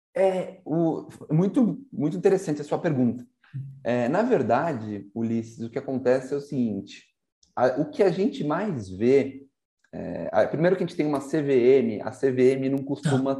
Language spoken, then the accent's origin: Portuguese; São Paulo, Brazil; also born or lived in Santa Rita do Passa Quatro; a minha mãe é de Santa Rita do Passa Quatro, é. o meu pai de São Paulo, nasci em São Paulo.